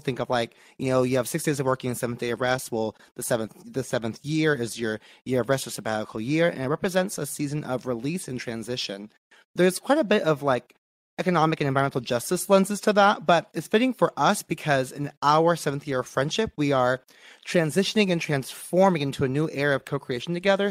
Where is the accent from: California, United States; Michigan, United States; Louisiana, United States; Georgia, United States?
California, United States; Bay Area; moved away as an adult; also born or lived in Long Beach; now in San Diego, United States; I grew up in the Bay Area.